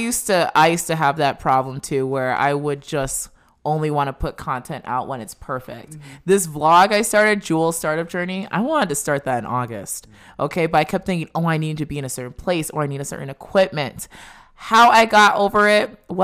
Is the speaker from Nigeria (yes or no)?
yes; Nigeria; moved away; So you see, I came with my parents from Nigeria. So with that immigrant mentality, it's like you can take on the world.